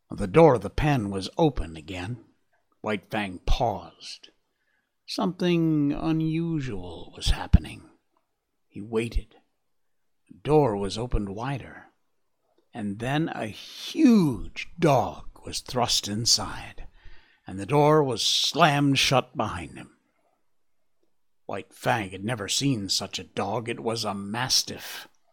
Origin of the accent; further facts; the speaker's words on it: Cornwall, Connecticut, United States; in Cornwall, Connecticut, in my hometown